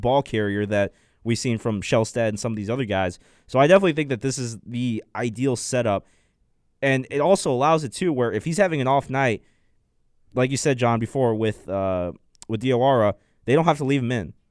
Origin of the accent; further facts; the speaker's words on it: Chicago, Illinois, United States; moved away; I'm from Chicago, so we got a lot of snow